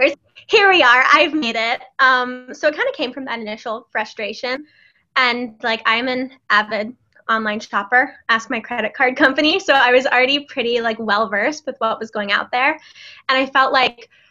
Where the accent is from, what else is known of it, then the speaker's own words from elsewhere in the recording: Cleveland, Ohio, United States; moved away as an adult; also born or lived in Boston; now in New York City, United States; I grew up in Cleveland, Ohio